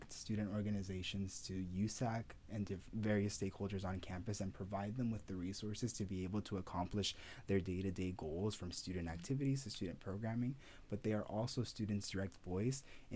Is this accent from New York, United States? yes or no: no; San Bernardino, California, United States; also born or lived in El Salvador / Ohio; I've grown up in San Bernardino ever since